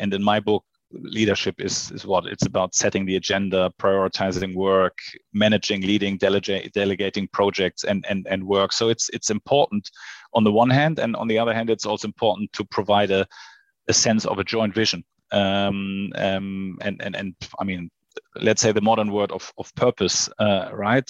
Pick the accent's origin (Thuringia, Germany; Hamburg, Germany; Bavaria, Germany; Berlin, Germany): Hamburg, Germany; also born or lived in Sydney / Shanghai; I was born in Hamburg. I grew up in Hamburg, and now I live in Hamburg with my family.